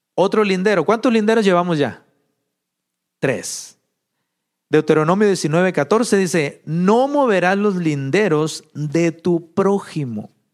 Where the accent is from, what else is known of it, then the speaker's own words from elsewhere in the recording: Mexico; moved away; Allá en México, de donde, de donde yo soy, de un rancho por allá